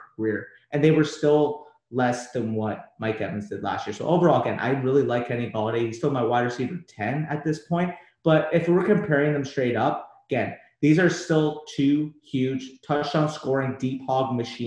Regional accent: Canada; I'm Canadian

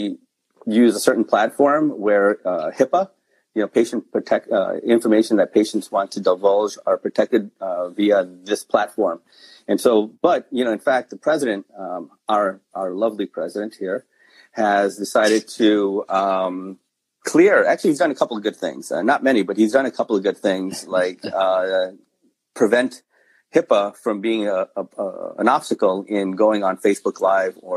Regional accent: New York, United States; born and raised in New York.

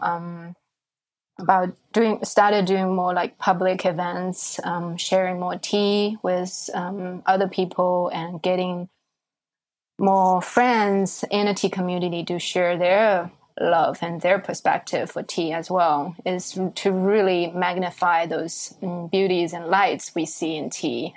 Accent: Shanghai, China; moved away as an adult; now in New York, United States; growing up in Shanghai, I think it's it's a very international city

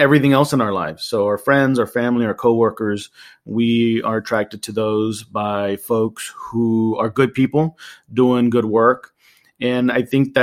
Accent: Laredo, Texas, United States; now in Houston, United States; born and raised in Laredo in South Texas on the border with Mexico.

